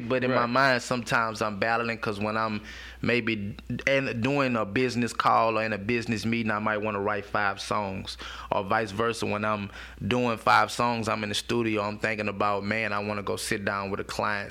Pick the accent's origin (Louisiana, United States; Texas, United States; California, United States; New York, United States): Louisiana, United States; Baton Rouge; I'm from Sherwood, um, a hood in Baton Rouge